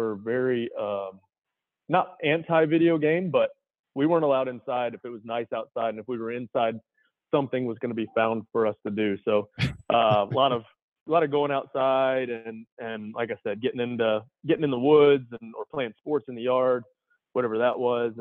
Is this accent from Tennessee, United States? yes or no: yes; Tennessee, United States; also born or lived in Michigan; We grew up in Tennessee. I was born in Michigan and then moved to Tennessee when I was about four and a half. So Tennessee's home for us.